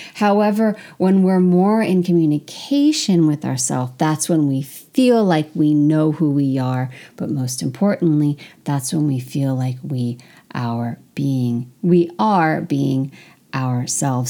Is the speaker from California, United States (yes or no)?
yes; California, United States; moved away as an adult; also born or lived in France; as an American, specifically as a Californian who's very open